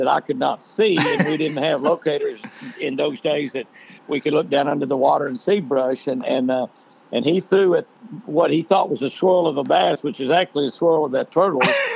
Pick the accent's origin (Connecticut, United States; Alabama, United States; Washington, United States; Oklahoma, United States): Oklahoma, United States; Oklahoma City; also born or lived in Lake Tenkiller, Oklahoma; My dad bought that resort when I was a senior in high school, and of course we moved from Oklahoma City to the lake